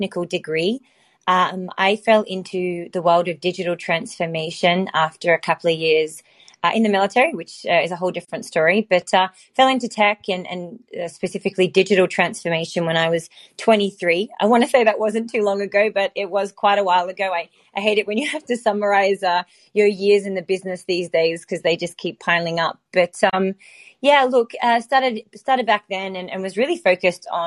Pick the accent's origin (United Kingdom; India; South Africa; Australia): Australia; also born or lived in Los Angeles; now in Silicon Valley, United States; Although I'm Australian, I'm actually based in Silicon Valley and spend my time between Los Angeles and San Fran.